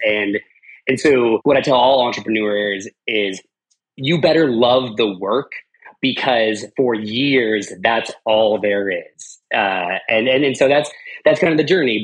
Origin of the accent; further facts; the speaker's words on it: Arvada, Colorado, United States; I lived, I grew up in Arvada, so between Denver and Boulder